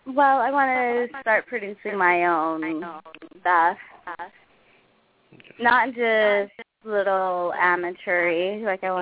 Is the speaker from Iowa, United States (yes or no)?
no; Texas, United States; born there; I'm from Texas. My birth birthplace is Texas, So That's all people need to know.